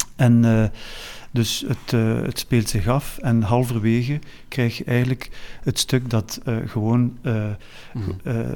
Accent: Flanders, Belgium; wij als Vlaming

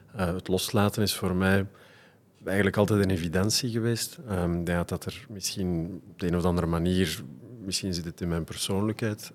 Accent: Leuven, Flanders, Belgium; Mijn vader is ehm, blijven plakken in Leuven. En, dus ik ben van daar afkomstig.

